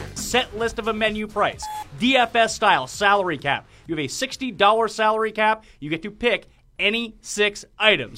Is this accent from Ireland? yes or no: no; Newfoundland and Nova Scotia, Atlantic Canada, Canada; East Coaster from the, we're all from Newfoundland and Nova Scotia.